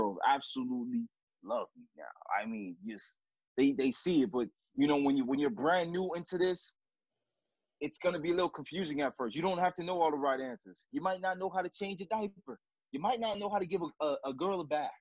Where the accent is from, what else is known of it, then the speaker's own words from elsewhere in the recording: Miami, Florida, United States; moved away as an adult; now in Kansas City, United States; I'm not from here, I'm from Miami